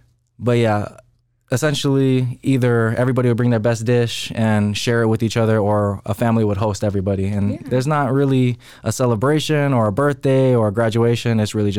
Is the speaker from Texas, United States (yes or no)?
yes; Killeen, Texas, United States; now in Waco, United States; So not exactly a Waco native. I am from the 254 because I was born in Killeen. Woo. And I also graduated out of Killeen, Ellison High School. So very familiar with the area. Have a deep love for Central Texas. It does feel like home to me.